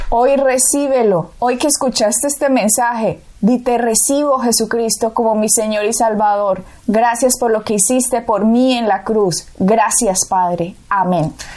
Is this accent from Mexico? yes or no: no; Colombia; Yo nací en Colombia.